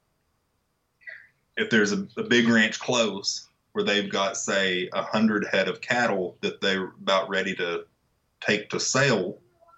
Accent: Wichita Falls, Texas, United States; I'm from Wichita Falls

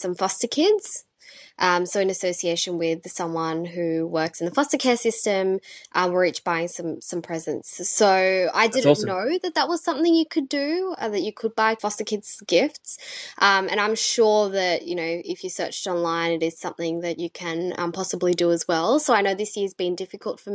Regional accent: Sydney, New South Wales, Australia; born or raised there; also born or lived in Colombo, Sri Lanka

